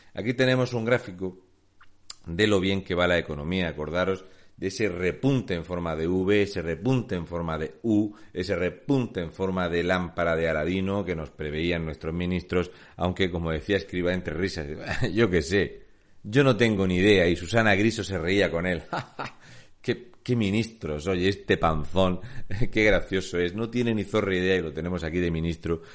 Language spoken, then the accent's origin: Spanish; Murcia, Region of Murcia, Spain; soy de Murcia.